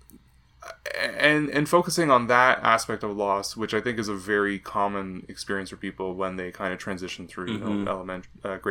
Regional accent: Canada; as a Canadian

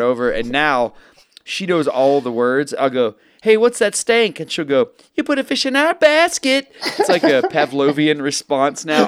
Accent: Texas, United States; I grew up in Texas

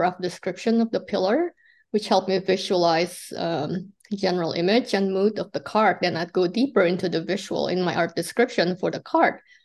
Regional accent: Indonesia; moved away; I came from Indonesia

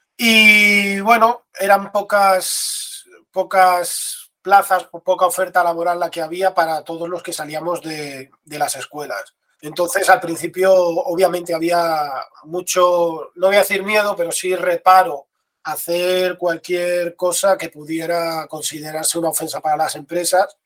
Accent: Seville, Andalusia, Spain; also born or lived in A Coruña; yo soy de Sevilla y ahora por suerte estoy aquí

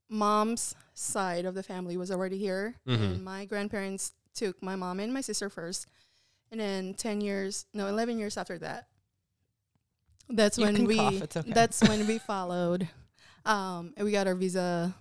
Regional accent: Philippines; moved away as an adult; also born or lived in Chicago; now in Texas, United States; I was born and raised in the Philippines, and I came here in the United States when I was 19.

